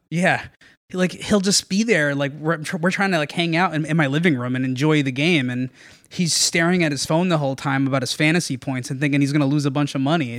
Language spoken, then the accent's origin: English; Norwalk, Connecticut, United States; I grew up in Norwalk. Uh, born and raised, I still live in Norwalk